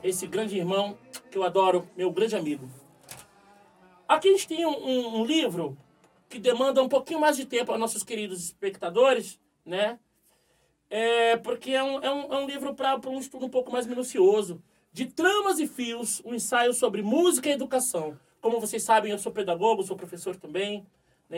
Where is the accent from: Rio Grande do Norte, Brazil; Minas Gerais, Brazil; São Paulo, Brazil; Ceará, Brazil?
São Paulo, Brazil; Somos todos oriundos de, de, da periferia de São Paulo, muitos aqui da própria Zona Sul.